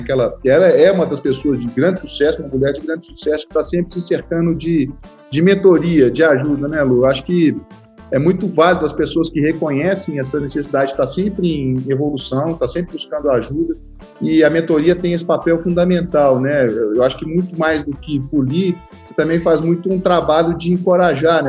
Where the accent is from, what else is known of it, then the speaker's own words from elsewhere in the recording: Minas Gerais, Brazil; eu sou mineiro